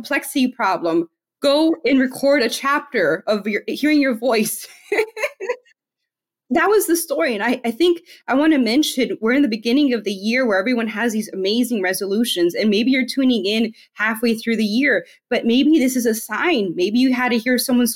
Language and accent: English; Miami, Florida, United States; now in Tennessee, United States; I'm from Miami, Florida. I'm Hispanic.